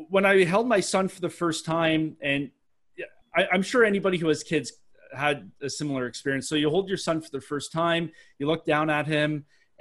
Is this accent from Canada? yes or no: yes; Canada; accent: Canadian; I'm Canadian, if nobody can tell from my Canadian accent, it usually gives me away